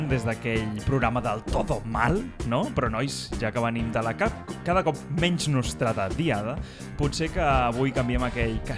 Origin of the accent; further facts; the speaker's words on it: Catalonia, Spain; Els catalans tornem d'un estiu de calor extrema, de deixar xop al llit. A més, com a bons catalans, doncs patidors, no?